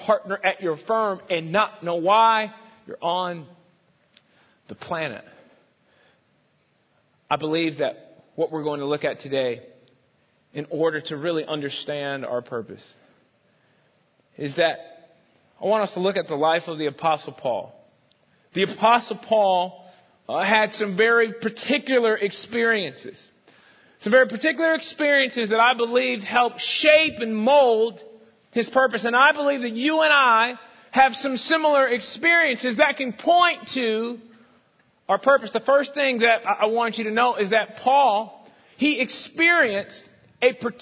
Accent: Rockford, Illinois, United States; also born or lived in East St. Louis, Illinois; now in Dallas, United States; I was born in St. Louis. To be exact, East St. Louis

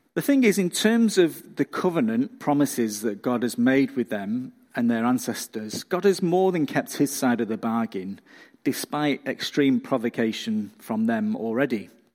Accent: England, United Kingdom; now in Australia; I'm not from round here, I'm from England, and when I go back to see family and friends in the U K

